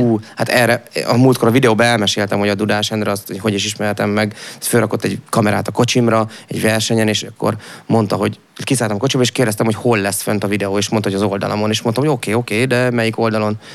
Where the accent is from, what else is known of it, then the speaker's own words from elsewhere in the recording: Debrecen, Hajdú-Bihar, Hungary; én Debreceni vagyok alap, Piában, Debrecen mellől, de Debreceni voltam